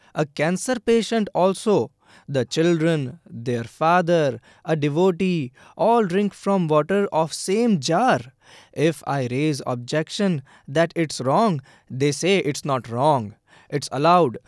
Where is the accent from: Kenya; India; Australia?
India; Kasan village, Gurgaon district, Haryana; I have come from Gurgaon district, village Kasan